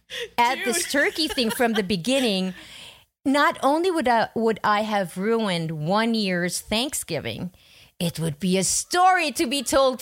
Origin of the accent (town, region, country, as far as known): Philippines